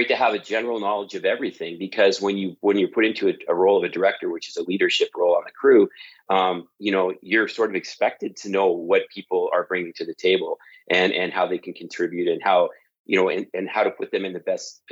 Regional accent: London, Ontario, Canada; accent: Canadian; moved away; So I grew up in a place called London, Ontario, which is 2 hours south of Toronto and 2 hours north of Detroit

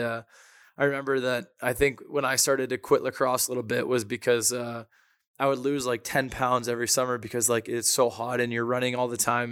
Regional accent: Toronto, Ontario, Canada; born or raised there

